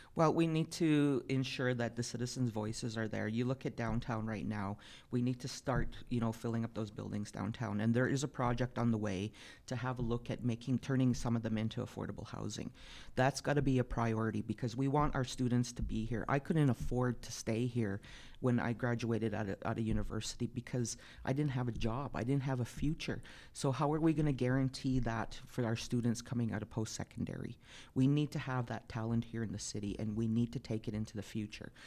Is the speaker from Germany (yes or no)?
no; Piikani Nation, Alberta, Canada; moved away as an adult; now in Calgary, Canada; I'm from, uh, the Piikani Nation, which is about two and a half hours south of here between Pincher Creek and Fort McLeod. I was, uh, born and raised there, and I left when I was nineteen out of high school